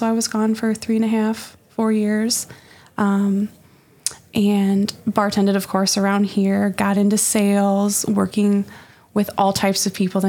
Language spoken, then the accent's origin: English; Sterling, Illinois, United States; moved away as an adult; now in Polo, United States; I live in Polo. I'm originally from Sterling